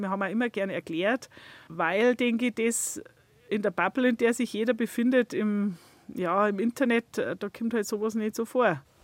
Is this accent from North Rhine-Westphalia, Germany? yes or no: no; Leitzach valley, Bavaria, Germany; Ich bin im Leitzachtal aufgewachsen vor 50 Jahren.